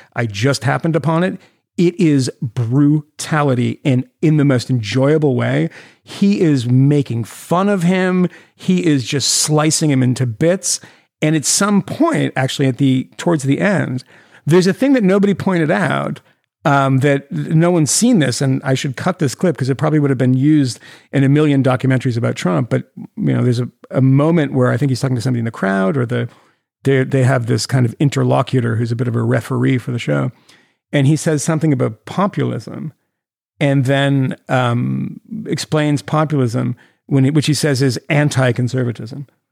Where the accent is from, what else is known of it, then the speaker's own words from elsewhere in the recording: Massachusetts, United States; my home state of Massachusetts